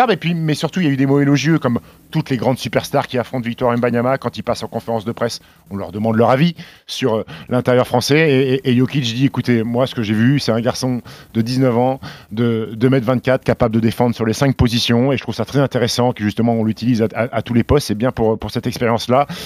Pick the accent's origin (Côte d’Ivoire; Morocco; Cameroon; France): France; Annecy, Auvergne-Rhône-Alpes; also born or lived in Caen; Caen, parce que je suis né à Caen, et Annecy, parce que j'ai grandi à Annecy.